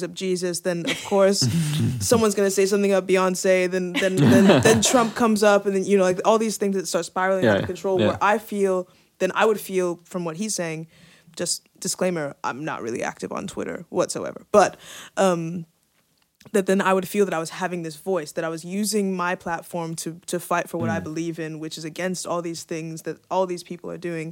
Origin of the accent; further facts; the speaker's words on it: San Francisco Bay Area, California, United States; growing up in the San Francisco Bay Area and growing up literally like around the corner from Apple